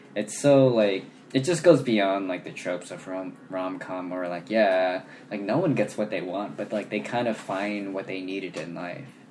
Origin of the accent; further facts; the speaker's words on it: Sacramento, California, United States; also born or lived in Lincoln, California; I grew up in Sacramento